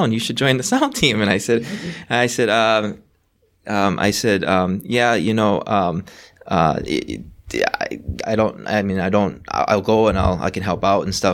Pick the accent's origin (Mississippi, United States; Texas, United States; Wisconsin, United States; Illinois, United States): Wisconsin, United States; Racine; I was born and raised in Wisconsin, which is through Racine